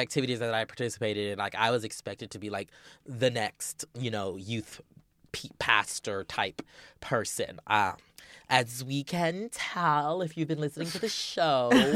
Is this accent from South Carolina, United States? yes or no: yes; Charleston, South Carolina, United States; moved away; I'm originally from Charleston, South Carolina, the Low Country, as we call it.